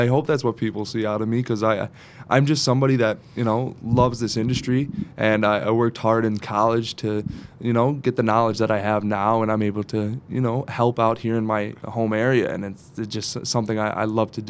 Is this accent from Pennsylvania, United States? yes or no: yes; Scranton, Pennsylvania, United States; born or raised there; also born or lived in Dunmore, Pennsylvania / California